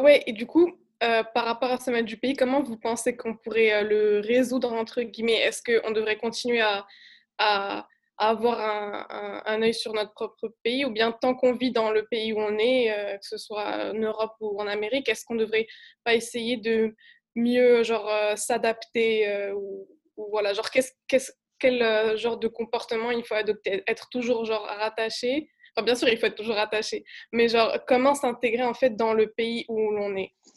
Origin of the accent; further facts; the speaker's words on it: Morocco; moved away; je suis marocaine